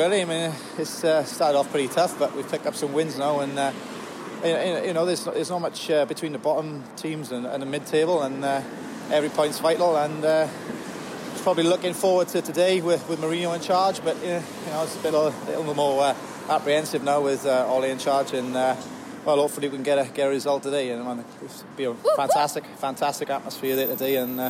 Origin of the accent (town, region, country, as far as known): Newbridge, Wales, United Kingdom